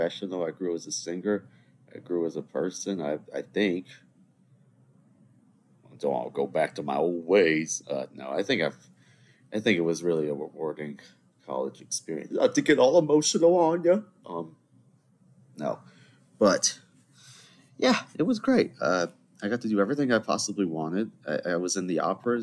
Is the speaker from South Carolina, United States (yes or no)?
yes; Charleston, South Carolina, United States; So I'm back home in Charleston, South Carolina.